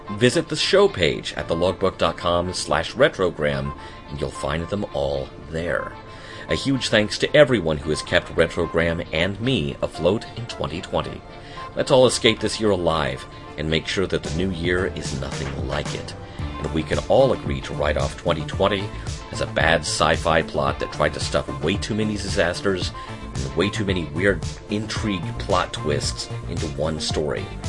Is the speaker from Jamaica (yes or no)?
no; United States; as an American